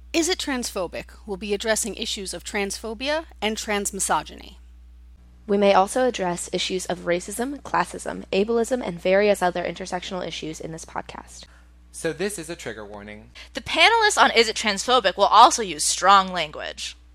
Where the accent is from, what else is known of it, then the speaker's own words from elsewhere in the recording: New York, United States; I'm a New Yorker